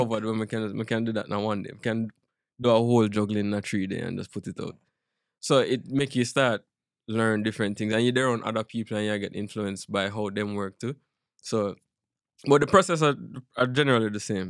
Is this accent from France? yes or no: no; Jamaica; moved away as an adult; now in United States; I'm Jamaican